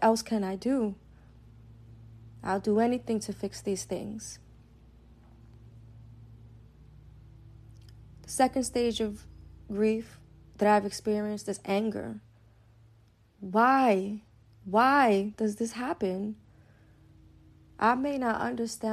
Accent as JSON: {"language": "English", "town": "New York City", "region": "New York", "country": "United States", "tie": "born or raised there", "said": "growing up in East New York"}